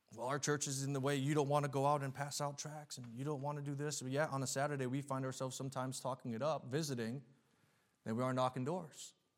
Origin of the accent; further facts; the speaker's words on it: New England, United States; moved away as an adult; now in New York, United States; I was born and raised in New England